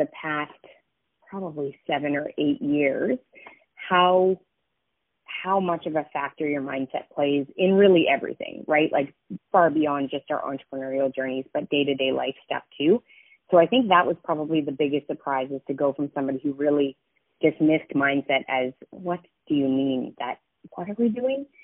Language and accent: English; Canmore, Alberta, Canada; moved away; my hometown, so Canmore, Alberta